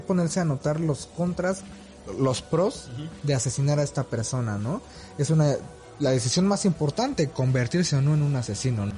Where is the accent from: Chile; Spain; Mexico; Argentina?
Mexico; also born or lived in Mexico City; nosotros como mexicanos